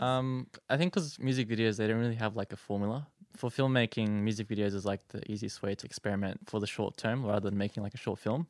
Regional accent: Sydney, New South Wales, Australia; moved away as an adult; now in Strathfield, Australia; I grew up in the West. I went to school in Mountain View, next to Doonside Station

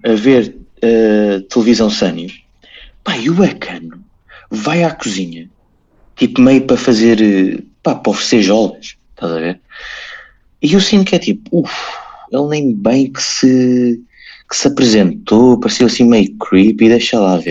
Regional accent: Portugal; eu sou português

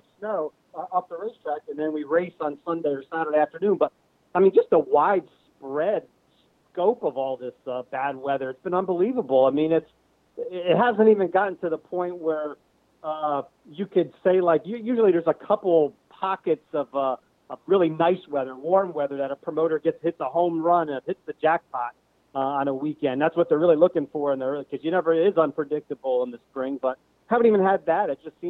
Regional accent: Pennsylvania, United States; I'm from Pennsylvania. I've been living in Pennsylvania.

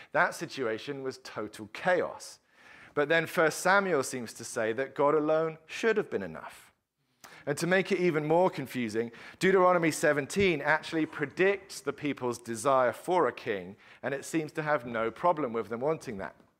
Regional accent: England, United Kingdom; as an Englishman uh, that my national anthem that I grew up singing

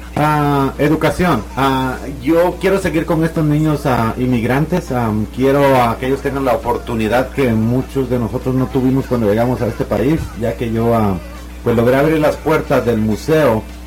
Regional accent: Morazán, El Progreso, Guatemala; moved away; En, Morazán, de, cerca de la aldea donde yo nací

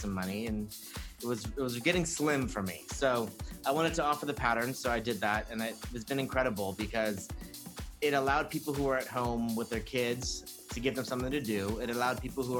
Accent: Hacienda Heights, California, United States; also born or lived in Orange County / Hollywood / New York; I grew up in East LA County in Hacienda Heights

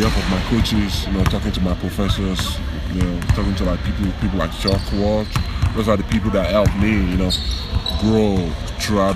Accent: Nigeria; moved away as an adult; now in Tallahassee, United States; back home in Nigeria

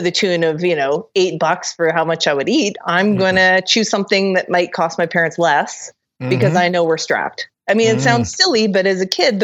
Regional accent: Kelowna, British Columbia, Canada; my hometown of Kelowna, BC

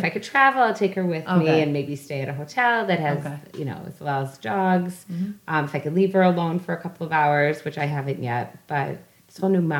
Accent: Scranton, Pennsylvania, United States; moved away as an adult; I'm back to my hometown where we all live.

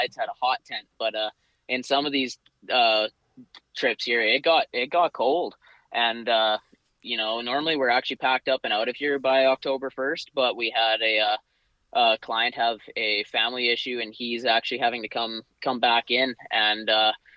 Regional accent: Chase, British Columbia, Canada; I grew up born and raised in Chase

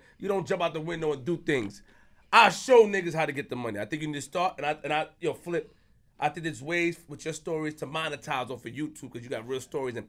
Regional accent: Queens, New York, United States; I put everything out, nigga. I'm from Queens.

